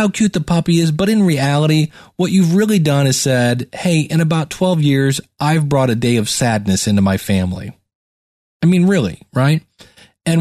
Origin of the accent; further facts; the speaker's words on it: Cleveland, Ohio, United States; I'm from Cleveland, Ohio.